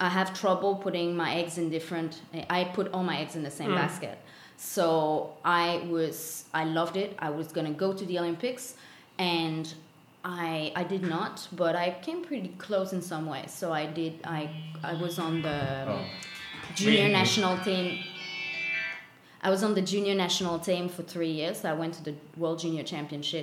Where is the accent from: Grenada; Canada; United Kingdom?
Canada; Longueuil, Quebec; first language French; English is a second language; moved away as an adult; also born or lived in Australia; I'm born and raised in Longueuil, which is south shore of Montreal, Canada.